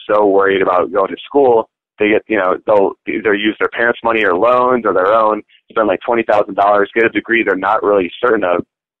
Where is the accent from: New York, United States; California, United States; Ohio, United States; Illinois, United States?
Illinois, United States; Orland Park; also born or lived in Maryland; So it'd be like, I was born in Illinois, and then we moved to Maryland. And then by the time I think I was getting to like preschool or something, where I started finally making friends, then we moved to Illinois, like Orland Park, Illinois.